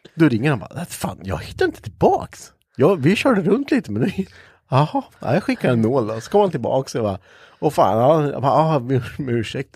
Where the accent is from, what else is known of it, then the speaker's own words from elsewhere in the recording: Östergötland, Sweden; accent: östgötska; jag kan inte höra mig att vi har så jävla grov östgötska